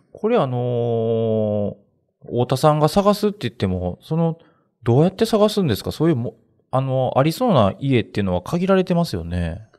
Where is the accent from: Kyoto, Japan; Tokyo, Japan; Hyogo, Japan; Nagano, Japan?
Kyoto, Japan; Uji; 私はあの、京都の宇治出身なんですけど